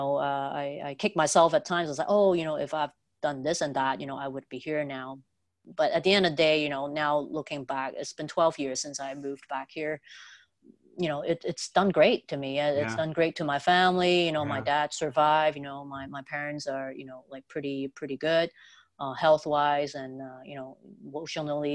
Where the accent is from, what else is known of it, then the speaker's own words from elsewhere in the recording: Vancouver, British Columbia, Canada; also born or lived in Detroit; a lot of really good friends that I grew up with here in Vancouver